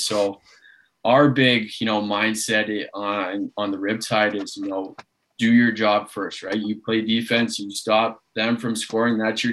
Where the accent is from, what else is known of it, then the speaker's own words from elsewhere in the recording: Toronto, Ontario, Canada; I coach the Toronto Beaches Junior A club, you know, back here from my hometown